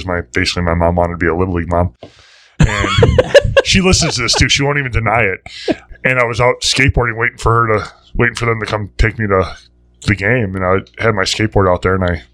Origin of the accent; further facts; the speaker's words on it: Cudahy, Wisconsin, United States; Growing up in Cudahy, our conference had, like, the Brookfield schools, it had the Tosa schools